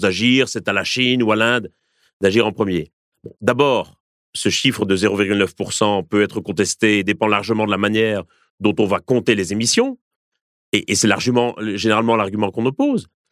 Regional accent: France; en tant que Français, en tant qu'Européens

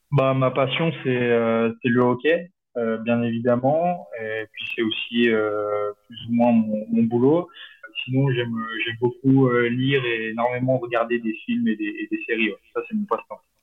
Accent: Chamonix, Auvergne-Rhône-Alpes, France; moved away; je suis originaire de Chamonix-Mont-Blanc

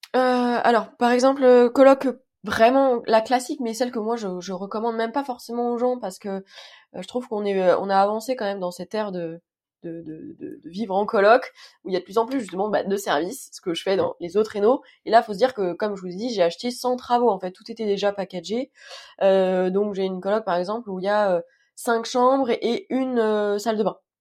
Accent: Île-de-France, France; je suis d'Île-de-France du 92 exactement

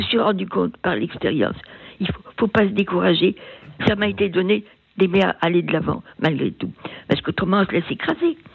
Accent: Finistère, Brittany, France; moved away as an adult; also born or lived in Germany; J'étais originaire du Finistère

